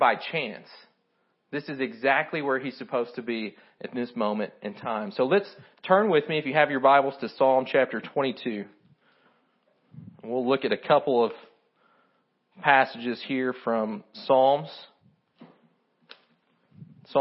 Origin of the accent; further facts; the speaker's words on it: Kentucky, United States; I'm from Kentucky. My English isn't great